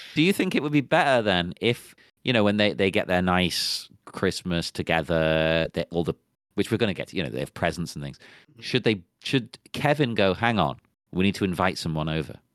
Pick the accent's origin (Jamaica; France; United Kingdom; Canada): United Kingdom; England; I'm English